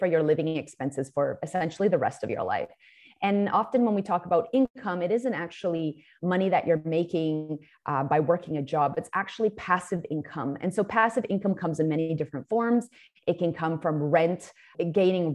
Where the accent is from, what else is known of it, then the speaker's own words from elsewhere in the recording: Vancouver, British Columbia, Canada; I grew up in Vancouver